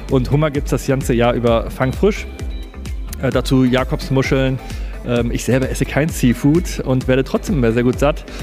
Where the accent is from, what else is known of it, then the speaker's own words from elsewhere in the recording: Germany; bei uns in Deutschland